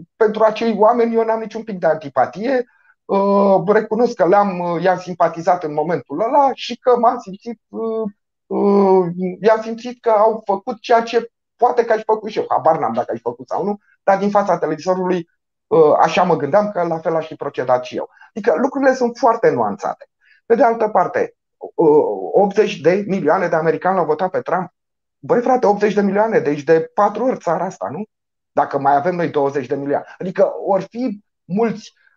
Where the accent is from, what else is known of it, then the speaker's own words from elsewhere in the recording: Romania; ca un român